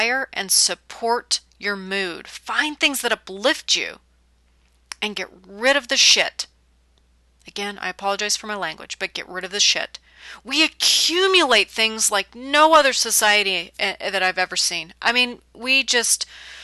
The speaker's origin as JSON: {"language": "English", "region": "California", "country": "United States", "tie": "born or raised there", "moved": "as an adult", "lives_now": "the South, United States", "said": "I'm born and raised in California"}